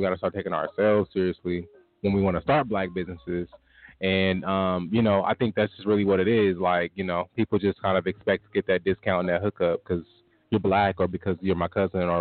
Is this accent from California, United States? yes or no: no; Tulsa, Oklahoma, United States; born or raised there; moved away